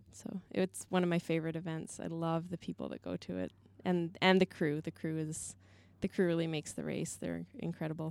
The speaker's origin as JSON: {"language": "English", "town": "Canmore", "region": "Alberta", "country": "Canada", "tie": "born or raised there", "said": "I grew up in Canmore in the mountains"}